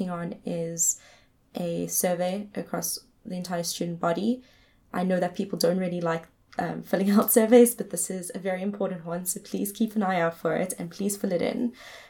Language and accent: English; South Africa; moved away as an adult; as a South African